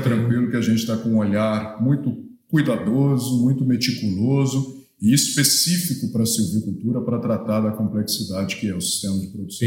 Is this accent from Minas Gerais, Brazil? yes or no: yes; Minas Gerais, Brazil; moved away as an adult; also born or lived in Espírito Santo; sou mineiro, nasci em Minas Gerais, fui para o Espírito Santo para fazer faculdade